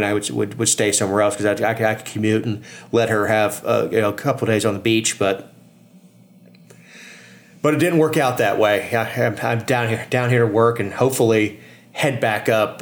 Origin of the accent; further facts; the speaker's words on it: South Florida, United States; now in Georgia, United States; growing up in South Florida